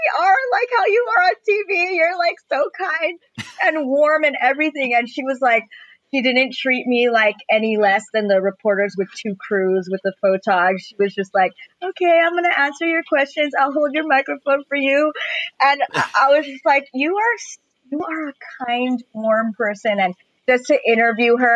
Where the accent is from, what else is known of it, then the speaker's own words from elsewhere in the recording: Los Angeles, California, United States; I'm from Eagle Rock.